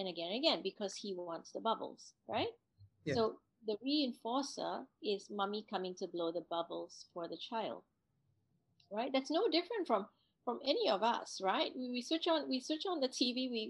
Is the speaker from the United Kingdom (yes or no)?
no; Singapore; me growing up in Singapore